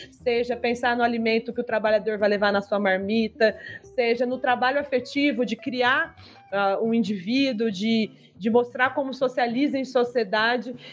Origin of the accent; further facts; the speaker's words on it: Maringá, Paraná, Brazil; moved away as an adult; now in Brasília, Brazil; apesar de ser maringaense. Moro em Brasília há 10 anos